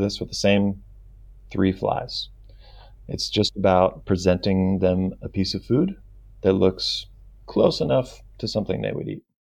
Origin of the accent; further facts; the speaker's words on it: Bay Area, California, United States; I grew up in California, the Bay Area, California